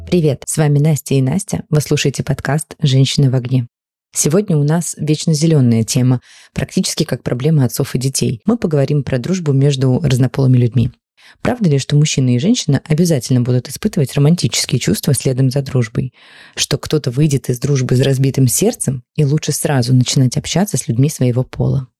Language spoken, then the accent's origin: Russian; Ukraine; мы вместе росли в Украине